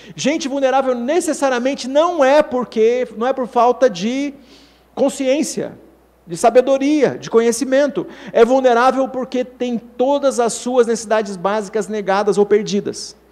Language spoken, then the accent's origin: Portuguese; São Paulo, Brazil; todos nós aqui que somos de São Paulo